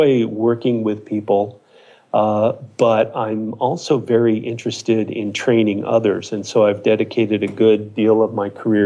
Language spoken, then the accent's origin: English; Ojai Valley, California, United States; also born or lived in Boulder, Colorado; I grew up in the Ojai Valley, about an hour south of here